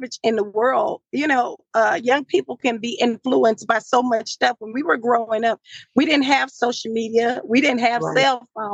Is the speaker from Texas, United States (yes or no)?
yes; Marshall, Texas, United States; I'm from the country, Marshall, Texas. That's my hometown